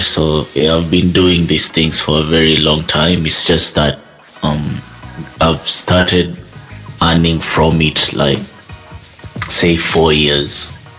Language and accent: English; Kenya; I'm Kenyan